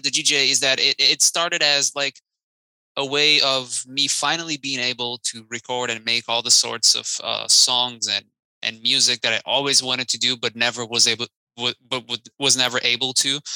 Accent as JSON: {"language": "English", "country": "Brazil", "moved": "yes", "said": "I'm actually from Brazil, and back in Brazil, I had a new metal band"}